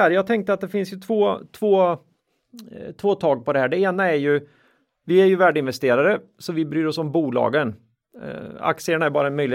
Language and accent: Swedish; Linköping, Östergötland, Sweden; vi är från Linköping.